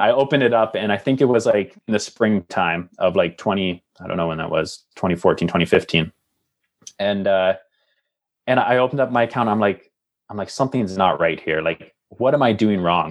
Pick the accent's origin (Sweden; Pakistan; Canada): Canada; Lindsay, Ontario; moved away as an adult; also born or lived in Calgary / Hamilton; now in Halifax, Canada; growing up in Lindsay, Ontario